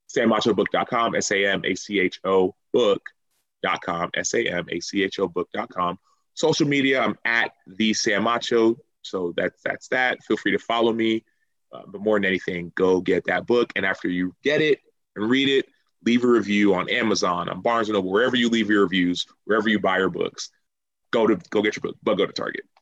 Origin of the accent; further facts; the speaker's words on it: Dallas, Texas, United States; now in Chicago, United States; I'm a Texan